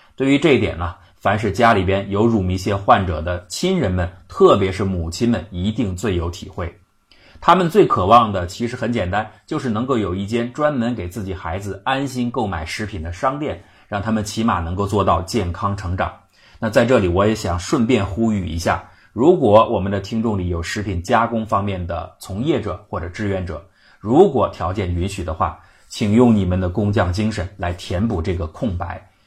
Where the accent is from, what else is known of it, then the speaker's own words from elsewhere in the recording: China; 我们中国人